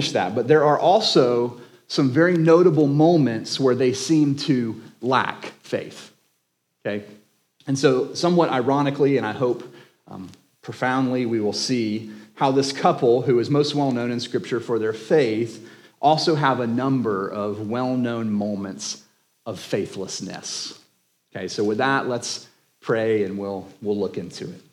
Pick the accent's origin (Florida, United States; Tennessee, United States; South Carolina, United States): Florida, United States; Jacksonville; now in Crestview, United States; I was born and raised in Jacksonville.